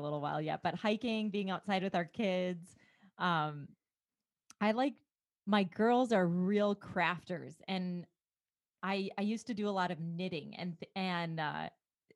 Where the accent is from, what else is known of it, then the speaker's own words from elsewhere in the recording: rural Minnesota, United States; now in Beaumont, United States; my upbringing in rural Minnesota